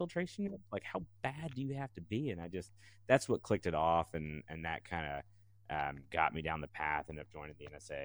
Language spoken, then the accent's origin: English; Alabama, United States; I'm from Alabama